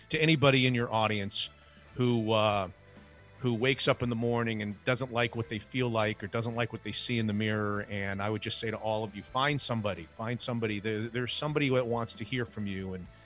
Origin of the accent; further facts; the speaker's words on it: South Florida, United States; moved away as an adult; also born or lived in upstate New York; now in Seattle, United States; I grew up in South Florida without a hockey team